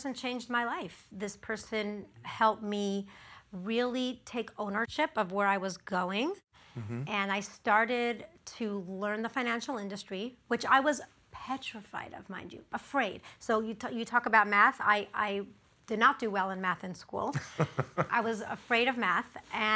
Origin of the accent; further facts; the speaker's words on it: Los Angeles, California, United States; My entire life, I grew up in the Pico Robertson area